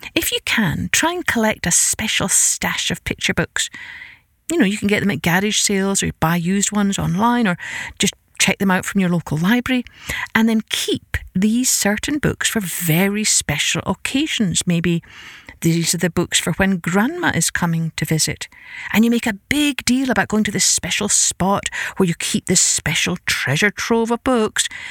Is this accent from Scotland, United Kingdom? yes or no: yes; Scotland, United Kingdom; I grew up in Scotland with an Irish father